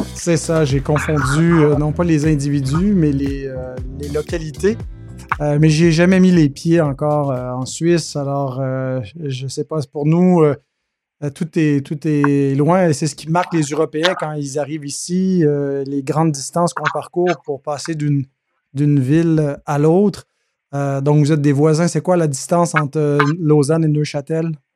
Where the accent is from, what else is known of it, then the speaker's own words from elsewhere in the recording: Quebec, Canada; chez nous au Québec